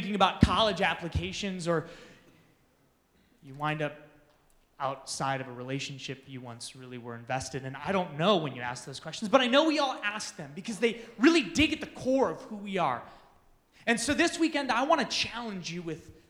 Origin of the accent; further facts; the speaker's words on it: Manitowoc, Wisconsin, United States; moved away as an adult; now in Phoenix, United States; Specifically, I'm from a town called Manitowoc, Wisconsin